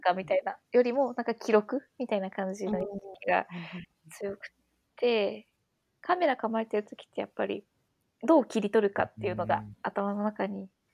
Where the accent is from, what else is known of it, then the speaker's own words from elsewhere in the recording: Wakayama, Japan; now in Tokyo, Japan; 私の実家が和歌山で